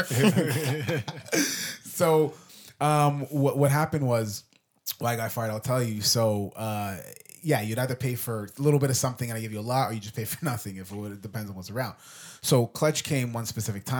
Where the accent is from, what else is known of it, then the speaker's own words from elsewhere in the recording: Jamaica; being Jamaican, in the Caribbean culture, being Caribbean myself